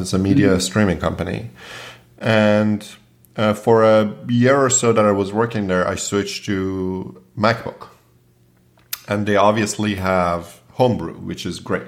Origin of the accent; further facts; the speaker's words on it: Toronto, Ontario, Canada; I grew up in Toronto, and after I finished high school, I went to George Brown